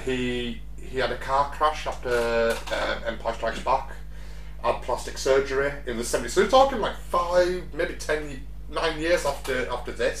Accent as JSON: {"language": "English", "country": "United Kingdom", "said": "being British"}